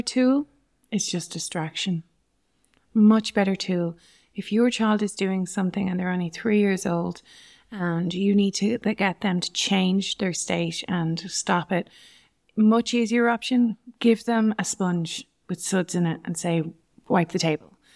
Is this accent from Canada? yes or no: no; Navan, Leinster, Ireland; also born or lived in England; I grew up in Navan